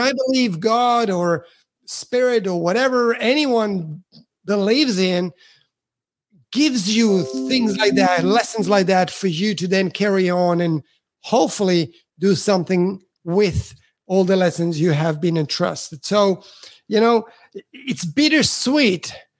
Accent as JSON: {"language": "English", "country": "Italy", "said": "Again, I'm from Italy, so I'm a foreigner here."}